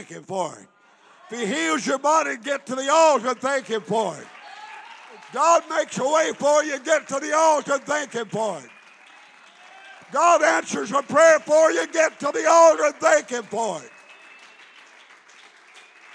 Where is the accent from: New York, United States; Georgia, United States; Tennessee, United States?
Tennessee, United States; McNairy County; I was born in McNary County, Tennessee